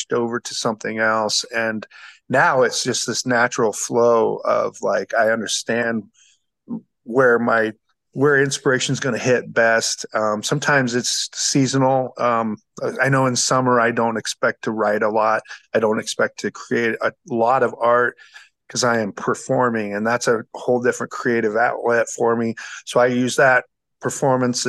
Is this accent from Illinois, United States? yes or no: no; Guthrie Center, Iowa, United States; now in Jefferson, United States; I grew up in Guthrie Center down the road, so I knew Jefferson fairly well